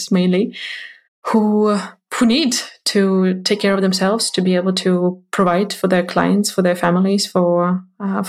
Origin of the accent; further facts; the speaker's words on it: Ukraine; moved away; Ukraine, which is my home country